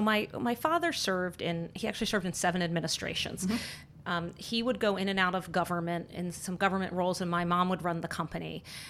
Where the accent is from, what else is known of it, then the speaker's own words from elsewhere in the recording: Annapolis, Maryland, United States; I grew up in Annapolis, Maryland